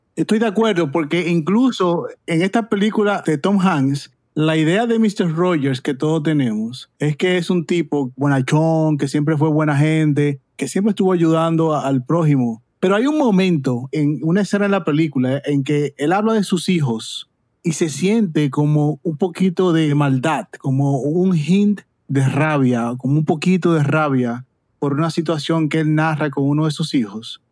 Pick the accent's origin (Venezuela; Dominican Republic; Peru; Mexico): Dominican Republic; now in United States; en mi país, en Dominicana